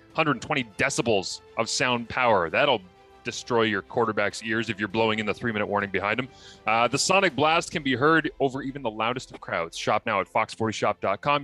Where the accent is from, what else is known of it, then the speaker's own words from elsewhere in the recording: Kingston, Ontario, Canada; I grew up in Kingston